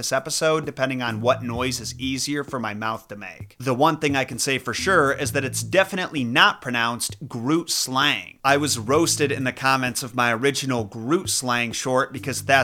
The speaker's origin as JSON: {"language": "English", "region": "Midwest United States", "country": "United States", "said": "an English speaker from the Midwest United States"}